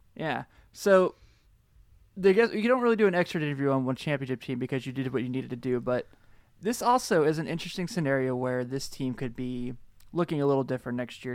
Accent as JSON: {"language": "English", "town": "Cincinnati", "region": "Ohio", "country": "United States", "said": "I'm from Cincinnati"}